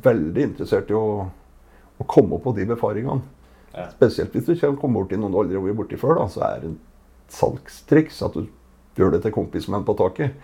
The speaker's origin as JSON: {"language": "Norwegian", "area": "Gudbrandsdalen", "region": "Innlandet", "country": "Norway", "accent": "Gudbrandsdal dialect", "said": "kommer fra Gudbrandsdalen. Det hører kanskje på dialekta"}